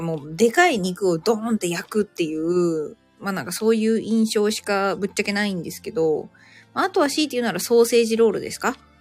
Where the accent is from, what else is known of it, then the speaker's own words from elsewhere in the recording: Japan; now in Cairns, Australia; 日本人私だけ